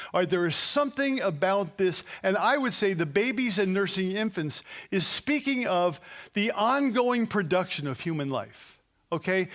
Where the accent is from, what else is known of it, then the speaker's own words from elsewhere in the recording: New Jersey, United States; we're from New Jersey.